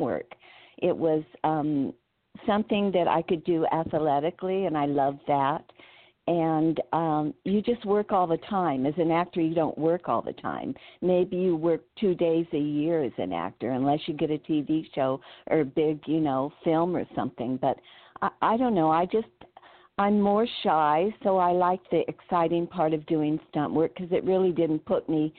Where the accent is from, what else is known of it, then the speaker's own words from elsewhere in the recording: Burbank, California, United States; I'm from Burbank, California. So I lived right down the street from Warner Brothers